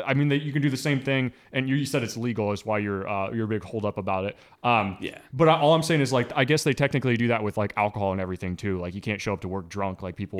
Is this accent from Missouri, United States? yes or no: yes; Northern Missouri, United States; moved away; I'm from Northern Missouri